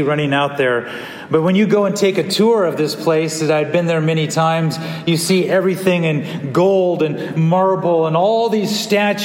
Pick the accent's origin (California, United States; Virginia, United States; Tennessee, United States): California, United States; growing up in California